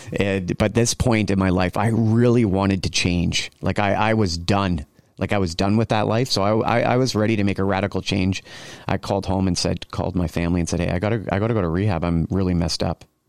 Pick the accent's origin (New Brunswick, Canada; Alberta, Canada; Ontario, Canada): Ontario, Canada; Cambridge; I grew up in Cambridge, Ontario. just outside of Kitchener, we call it the Tri-City area